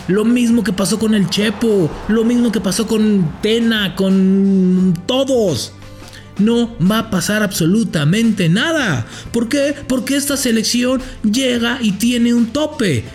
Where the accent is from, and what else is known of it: Mexico